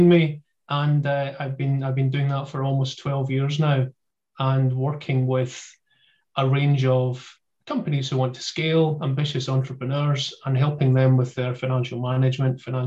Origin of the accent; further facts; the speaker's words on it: Glasgow, Scotland, United Kingdom; accent: Glasgowian; I'm located just outside Glasgow in Scotland.